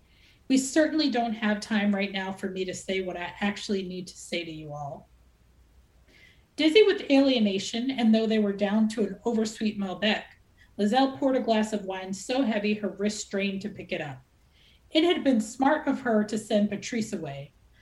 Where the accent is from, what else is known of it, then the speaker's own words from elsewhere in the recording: Philadelphia, Pennsylvania, United States; So I'm from Philadelphia, where we had our first Black mayor when I was young, Wilson Good, and that was in the 80s.